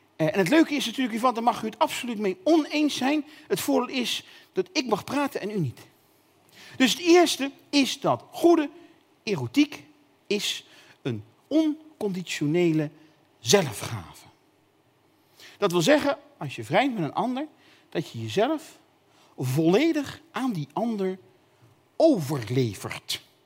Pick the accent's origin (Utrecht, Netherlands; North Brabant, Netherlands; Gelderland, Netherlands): North Brabant, Netherlands; ik kom uit Brabant